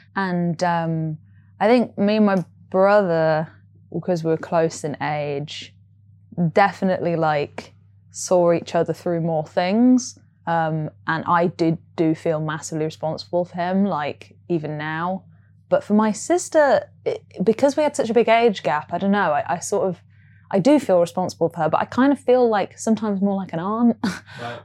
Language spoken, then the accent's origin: English; Nottingham, East Midlands, United Kingdom; now in London, United Kingdom; I grew up in Nottingham